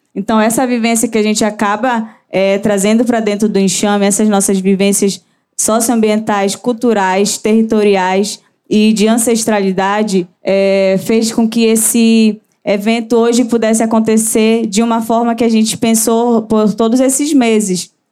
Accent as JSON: {"language": "Portuguese", "town": "Santarém", "region": "Pará", "country": "Brazil", "said": "sou de Santarém, Pará, a terra do chão"}